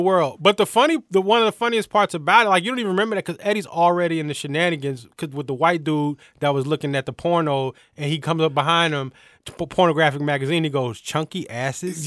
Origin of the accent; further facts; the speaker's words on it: Atlanta, Georgia, United States; I'm from Atlanta